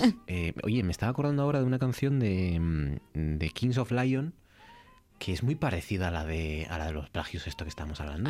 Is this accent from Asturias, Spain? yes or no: yes; Asturias, Spain